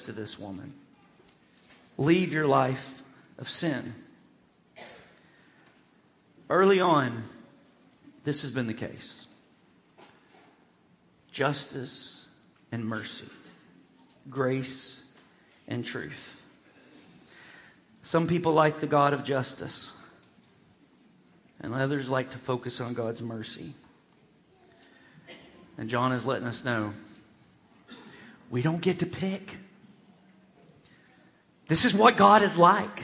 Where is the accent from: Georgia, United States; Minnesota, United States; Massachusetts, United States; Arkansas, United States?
Arkansas, United States; growing up in Churches of Christ in Arkansas, I grew up in what I would consider a truth culture